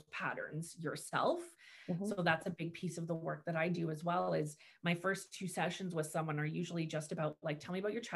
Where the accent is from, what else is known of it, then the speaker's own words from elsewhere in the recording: Markham, Ontario, Canada; moved away as an adult; also born or lived in Oshawa; now in Bowmanville, Canada; I'm from Markham